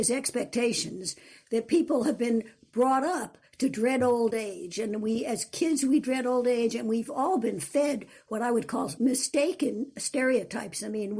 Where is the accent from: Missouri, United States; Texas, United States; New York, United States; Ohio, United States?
New York, United States; born there; I was born in New York, but was always after that in small towns and wasn't particularly interested in college.